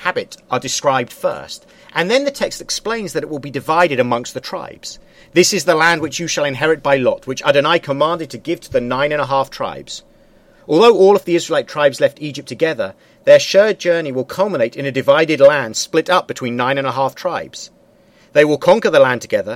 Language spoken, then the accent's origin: English; United Kingdom; I'm British and Jewish. I'm a Brit and a Jew simultaneously.